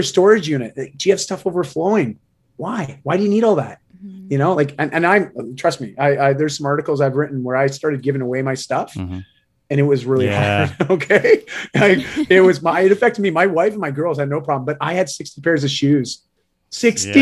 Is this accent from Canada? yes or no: yes; Canada; I am a Canadian